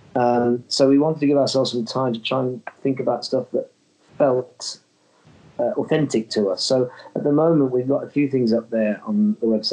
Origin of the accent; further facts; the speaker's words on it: Birmingham, West Midlands, United Kingdom; I'm from Birmingham.